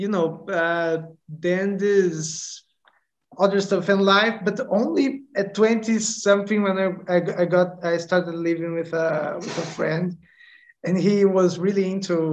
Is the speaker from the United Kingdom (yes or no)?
no; Niterói, Rio de Janeiro, Brazil; I come from Niterói, Rio de Janeiro, and it's like this beach town, not so big, not so small